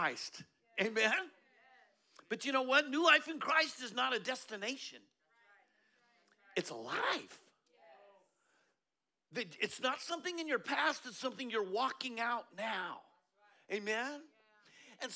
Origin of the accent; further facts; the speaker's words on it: Colorado, United States; I'm from Colorado